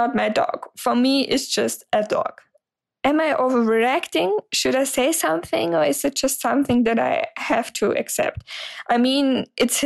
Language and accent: English; Germany; English is a second language; I'm 26 years old and I'm from Germany, so sorry for the accent.